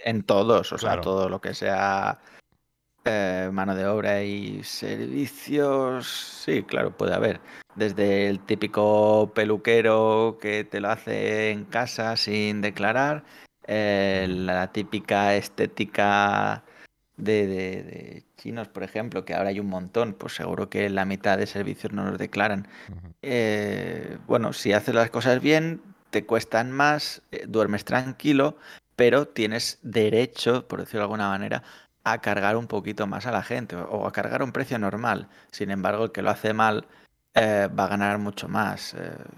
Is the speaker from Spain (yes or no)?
yes; Catalonia, Spain; somos catalanes